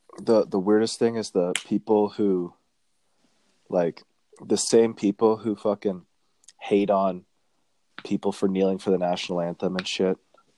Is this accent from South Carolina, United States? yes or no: yes; South Carolina, United States; it's hey, what? I'm from South Carolina, you know.